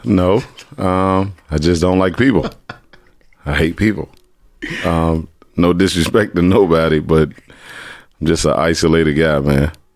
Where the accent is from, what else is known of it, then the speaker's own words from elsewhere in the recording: Washington, District of Columbia, United States; also born or lived in Trinidad / Los Angeles; born and raised in Southeast Minnesota Avenue by way of Trinidad